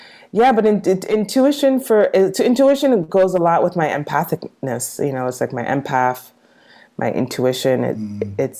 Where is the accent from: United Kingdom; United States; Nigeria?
United States; New York City, New York; I grew up in New York City